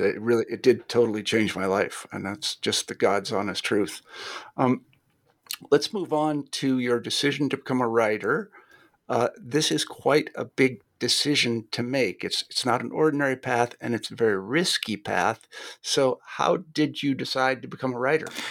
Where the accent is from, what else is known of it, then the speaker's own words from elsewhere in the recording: Kansas, United States; I'm from Kansas